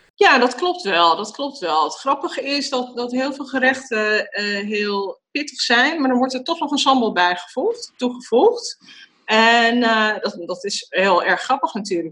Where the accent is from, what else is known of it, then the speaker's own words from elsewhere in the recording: Amsterdam, North Holland, Netherlands; waar ik ben geboren is Amsterdam. Amsterdam-Nederland en uh, in Buitenveldert, Amsterdam-Zuid.